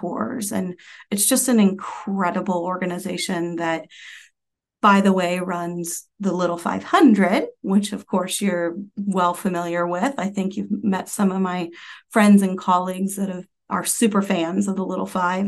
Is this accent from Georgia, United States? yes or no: no; Anderson, Indiana, United States; I grew up in Anderson, Indiana